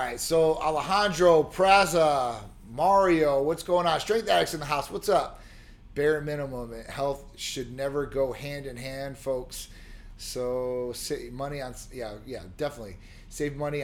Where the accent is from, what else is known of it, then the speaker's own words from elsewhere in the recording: Chicago, Illinois, United States; I grew up in Chicago during this era